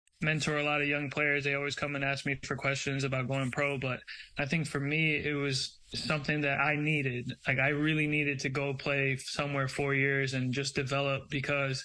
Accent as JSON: {"language": "English", "region": "New York", "country": "United States", "tie": "born or raised there", "also_born_or_lived": "Brazil", "moved": "as an adult", "lives_now": "Tampa, United States", "said": "I grew up in New York"}